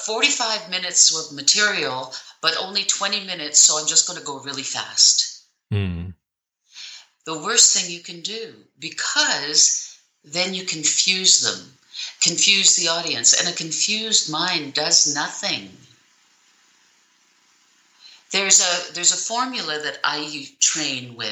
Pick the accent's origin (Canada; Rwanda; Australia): Canada; I'm Canadian.